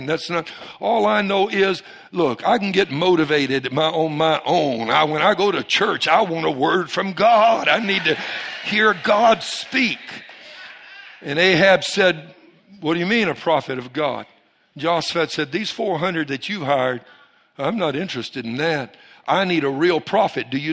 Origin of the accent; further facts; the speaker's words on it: Cajun, Louisiana, United States; I'm a Cajun